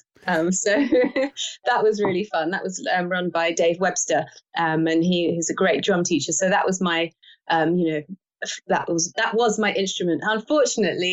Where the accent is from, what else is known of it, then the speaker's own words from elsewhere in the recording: London, United Kingdom; also born or lived in Spain / United States; I grew up in London my entire life